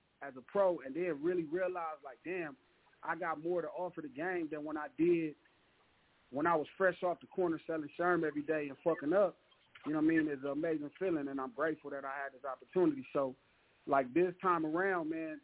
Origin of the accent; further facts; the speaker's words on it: Los Angeles, California, United States; like I'm from Watts